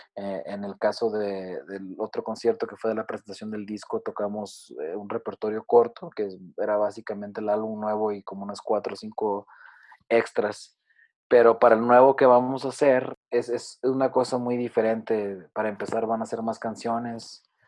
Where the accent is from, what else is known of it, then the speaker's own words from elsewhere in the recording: Zacatecas, Mexico; es la capital del estado de donde somos nosotros, nosotros somos zacatecanos